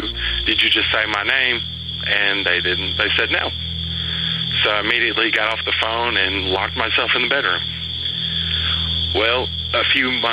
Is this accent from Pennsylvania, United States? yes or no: no; Lewisburg, Tennessee, United States; accent: Southern; I grew up on a street called Haines Street here in Lewisburg, Tennessee, and I lived there all my life